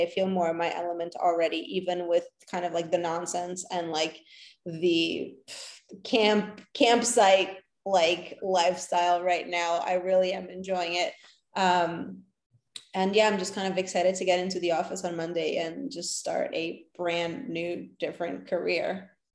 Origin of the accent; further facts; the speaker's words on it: New York, United States; also born or lived in Los Angeles; a New Yorker, as a avid New Yorker. I lived here for 13 years before I moved to California